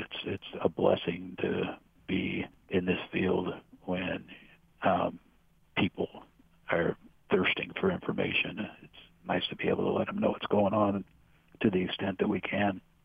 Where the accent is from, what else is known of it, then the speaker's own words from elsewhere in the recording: Chico, California, United States; I was born in Chico, raised here, went to college here, kind of grew up here